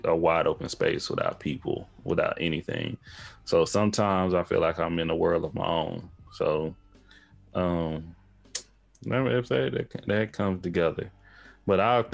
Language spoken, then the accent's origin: English; Tyler, Texas, United States; also born or lived in Houston, Texas; I'm H-Town and I'm East Texas and Tyler, Texas, to be exact